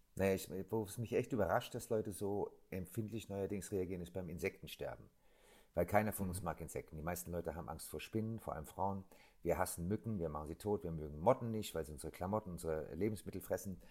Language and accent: German; Germany; ich bin am Rhein groß geworden.